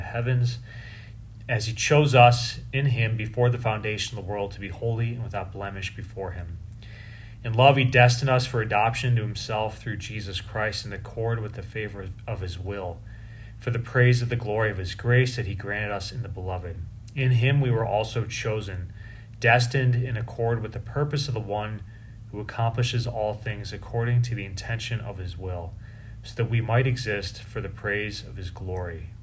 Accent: Chicago, Illinois, United States; I was from Chicago

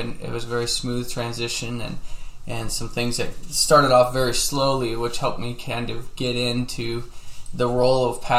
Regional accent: Wyoming, United States; also born or lived in Colorado; I grew up in Wyoming in Colorado and have seven brothers and sisters, and we moved around a lot when I was a kid and as we were growing up.

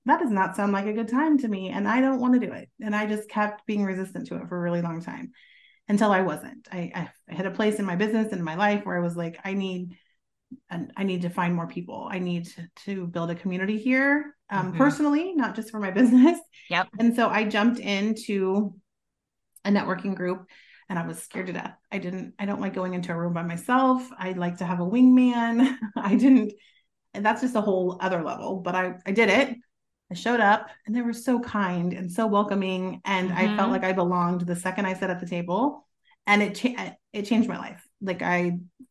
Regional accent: Kansas City, United States; moved away as an adult; now in Texas, United States; I am not from Texas. Originally, I'm from the Kansas City area

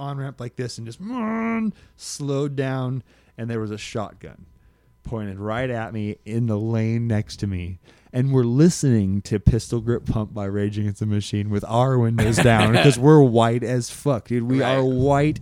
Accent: Alaska, United States; moved away as an adult; also born or lived in Phoenix, Arizona; I was from Alaska

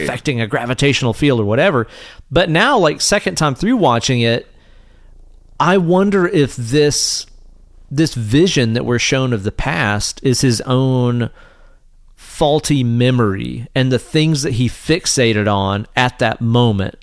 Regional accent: East Tennessee, United States; we grew up here in East Tennessee

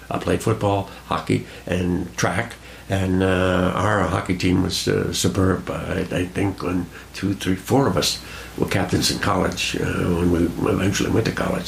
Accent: Cranston, Rhode Island, United States; I was born and brought up in Cranston, Rhode Island

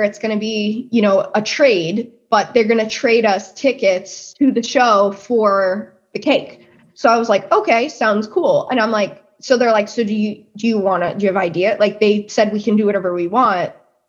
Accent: New Jersey, United States; And also I'm from New Jersey and so are they. So that like, that was a huge thing growing up in New Jersey

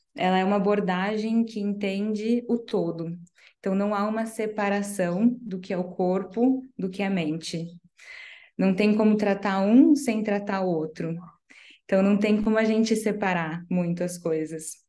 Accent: Paraná, Brazil; Eu sou do Paraná

